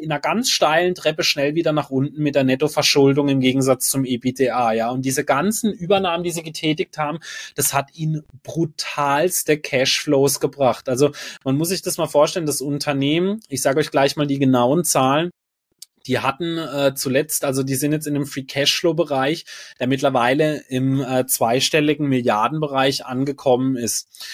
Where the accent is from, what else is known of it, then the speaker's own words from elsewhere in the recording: Freiburg, Baden-Württemberg, Germany; bei uns in Freiburg